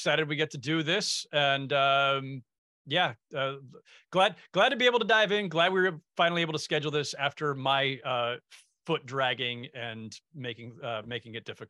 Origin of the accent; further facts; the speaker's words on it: Bay Area, California, United States; also born or lived in San Jose; I grew up in the Bay Area in the 80s